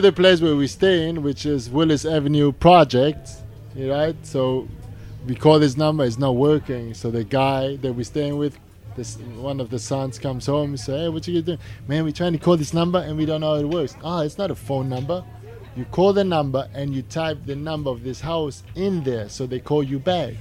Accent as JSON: {"language": "English", "country": "Germany", "moved": "yes", "lives_now": "New York, United States", "said": "we're from Germany."}